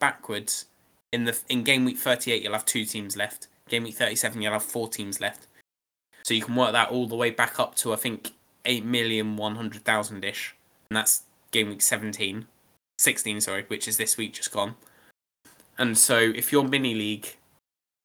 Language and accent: English; England, United Kingdom; I'm English, I'm entered into the England Cup as well